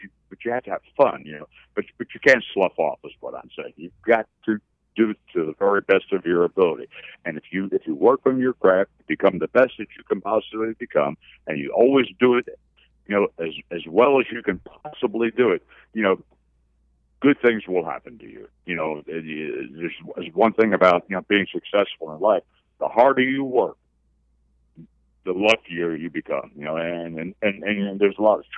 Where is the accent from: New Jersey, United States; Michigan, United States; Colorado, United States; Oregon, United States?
New Jersey, United States; I'm from New Jersey, and I love coming to the Northeast